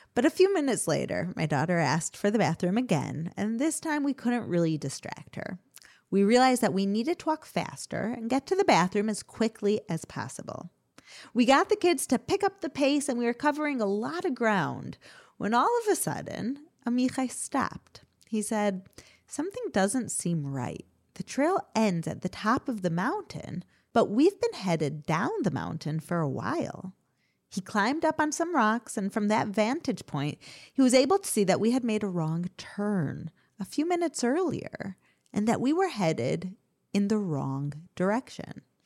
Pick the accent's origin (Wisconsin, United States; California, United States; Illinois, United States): Illinois, United States; Chicago; I grew up in Chicago